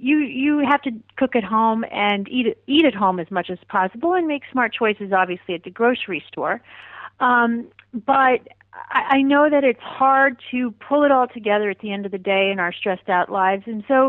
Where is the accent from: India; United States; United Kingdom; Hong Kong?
India; born there; I was born in India, so I have a real love for Indian food